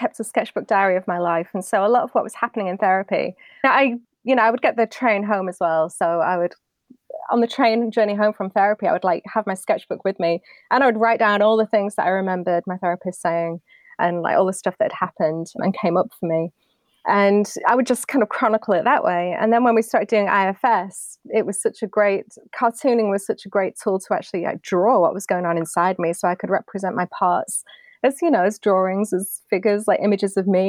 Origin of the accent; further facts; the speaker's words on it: United Kingdom; moved away as an adult; now in United States; I'm British